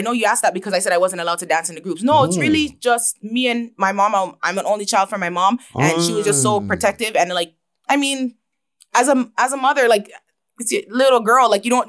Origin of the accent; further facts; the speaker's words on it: Toronto, Ontario, Canada; I was born and raised my childhood in Toronto, and I moved to Brampton. I started grade 8 in Brampton.